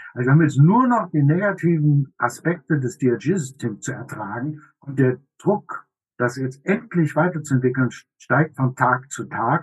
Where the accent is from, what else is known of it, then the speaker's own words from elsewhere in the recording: Germany; bei uns in Deutschland